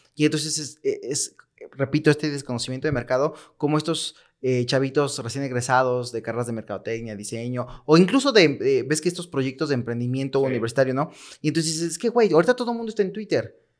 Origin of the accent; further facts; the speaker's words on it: Mexico; nosotros como mexicanos